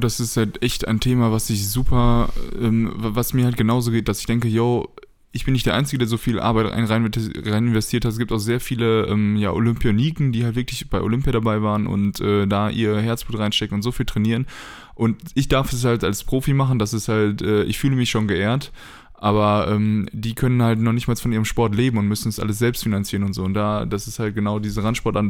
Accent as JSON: {"language": "German", "town": "Paderborn", "region": "North Rhine-Westphalia", "country": "Germany", "tie": "born or raised there", "moved": "yes", "lives_now": "Braunschweig, Germany", "said": "in Paderborn ähm, in meiner Heimat"}